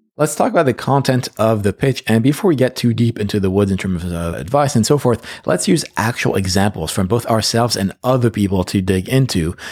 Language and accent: English; Paris, Île-de-France, France; moved away as an adult; now in United States; I was, uh, born and raised in Paris